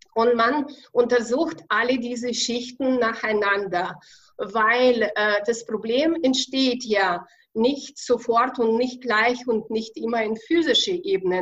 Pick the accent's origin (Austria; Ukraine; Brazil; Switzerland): Ukraine; accent: Russian; German is a second language; moved away as an adult; also born or lived in Kazakhstan / Russia; now in Bavaria, Germany; ich bin in Kasachstan ge geboren, in Ukraine aufgewachsen, dann habe ich in Russland ein bisschen gelebt